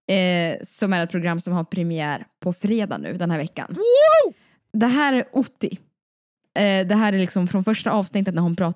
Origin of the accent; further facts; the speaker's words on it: Siberia, Russia; Jo, jag vet. Jag är från Sibirien.